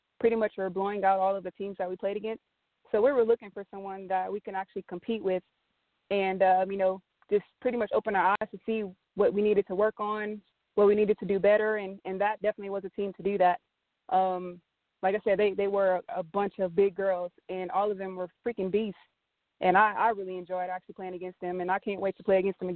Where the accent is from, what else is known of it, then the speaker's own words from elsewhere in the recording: Texas, United States; I'm from Texas